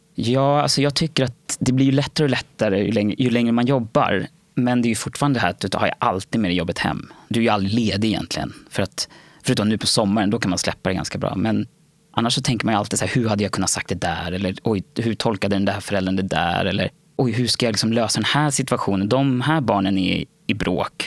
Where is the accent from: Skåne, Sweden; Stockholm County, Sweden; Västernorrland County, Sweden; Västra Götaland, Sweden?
Stockholm County, Sweden; Nacka; also born or lived in Värmdö; Jag är uppvuxen och född i Nacka. När jag föddes så bodde vi ute på Värmdö. Och där bodde jag fram tills jag var sex. Och då flyttade vi till Nacka